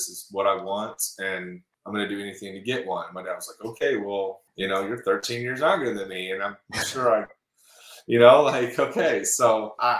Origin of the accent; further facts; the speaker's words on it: Houston, Texas, United States; accent: twang; moved away as an adult; also born or lived in Indiana / Colorado Springs, Colorado; now in Austin, United States; we moved from Indiana when I was six, and we went to Houston